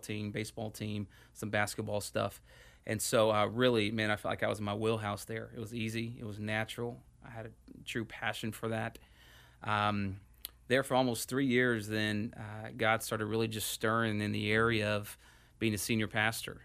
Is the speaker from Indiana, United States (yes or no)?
no; Houston, Texas, United States; moved away as an adult; also born or lived in San Rafael, California; now in Phoenix, United States; I grew up in Houston